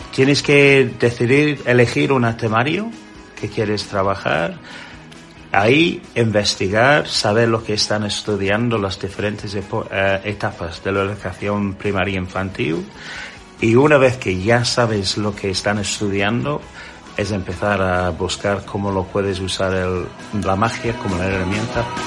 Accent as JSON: {"language": "Spanish", "region": "England", "country": "United Kingdom", "second_language": "Spanish", "moved": "yes", "lives_now": "Spain", "said": "soy un inglés, un inglés que vino hace casi 25 años a vivir aquí a España"}